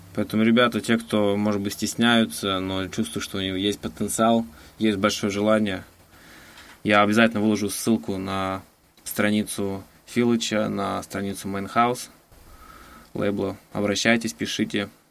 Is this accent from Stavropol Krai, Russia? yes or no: no; Novokuznetsk, Kemerovo Oblast, Russia; moved away; я сам просто из Новокузнецка